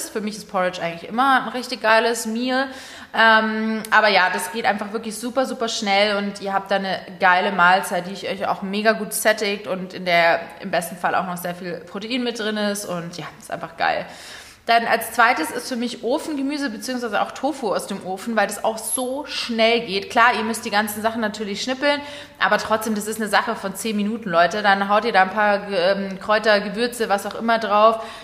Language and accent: German; Munich, Bavaria, Germany; dann natürlich auch München als zweiter Ort, weil das ja sozusagen meine Heimat ist und das natürlich schon immer sehr, sehr schön ist für mich, zu Hause zu sein.